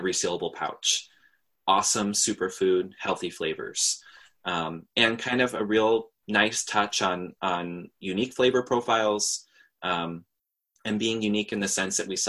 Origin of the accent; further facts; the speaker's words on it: New York, United States; I'm from New York, so I can't really say that I've grown up in a super hate-filled society